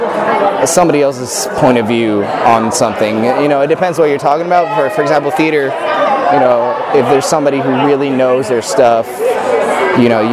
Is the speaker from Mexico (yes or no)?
yes; Mexico; also born or lived in San Diego, United States; now in Irvine, United States; I was born in Mexico. Then I moved to San Diego, and I did community college over there